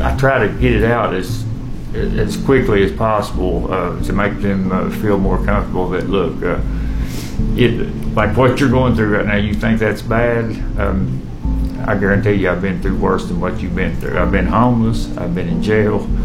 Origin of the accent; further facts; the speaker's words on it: Hazard, Kentucky, United States; I'm from Hazard. I uh, was born and raised in Hazard